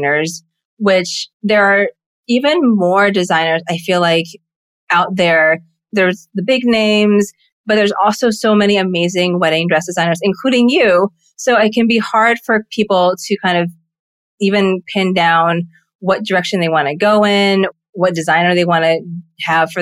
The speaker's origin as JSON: {"language": "English", "town": "Farmington Hills", "region": "Michigan", "country": "United States", "tie": "born or raised there", "also_born_or_lived": "Philippines / Livonia, Michigan", "said": "I'm from the Philippines. When we first moved to the States, I grew up in Michigan. So in Farmington Hills, and /Livonia"}